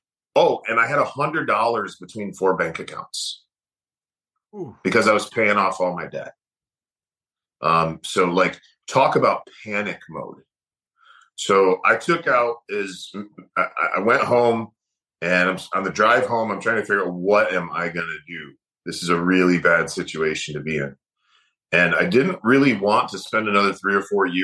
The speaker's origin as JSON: {"language": "English", "region": "Michigan", "country": "United States", "tie": "born or raised there", "said": "I grew up in Michigan"}